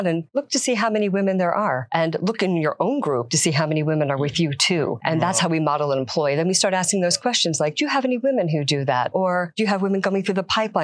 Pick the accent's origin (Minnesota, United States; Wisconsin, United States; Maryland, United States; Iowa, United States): Maryland, United States; Silver Spring; now in Florida, United States; I originally am from Silver Spring, Maryland